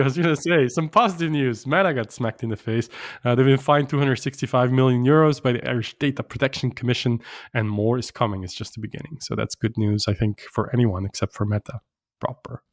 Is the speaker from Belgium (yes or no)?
yes; Brussels, Brussels-Capital Region, Belgium; they're based in Brussels, my hometown